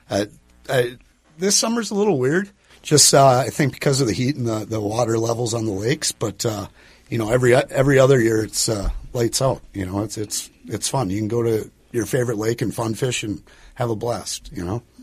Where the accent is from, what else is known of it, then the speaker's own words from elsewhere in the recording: Park Rapids, Minnesota, United States; Uh, Park Rapids originally.